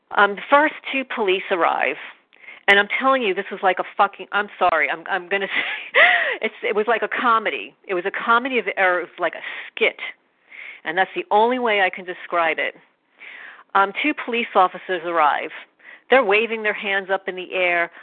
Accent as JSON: {"language": "English", "region": "New York", "country": "United States", "moved": "yes", "lives_now": "New Jersey, United States", "said": "I'm originally from New York"}